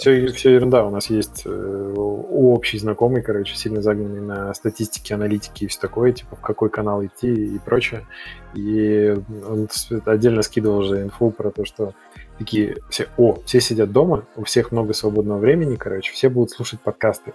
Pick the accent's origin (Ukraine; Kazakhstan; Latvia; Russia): Kazakhstan; moved away; also born or lived in Belarus; я в детстве жил в Казахстане.